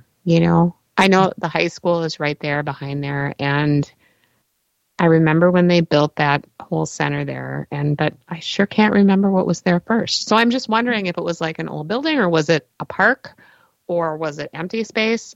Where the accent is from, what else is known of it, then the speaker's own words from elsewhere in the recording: Minneapolis, Minnesota, United States; also born or lived in New Brighton / Columbia Heights; I grew up in Northeast Minneapolis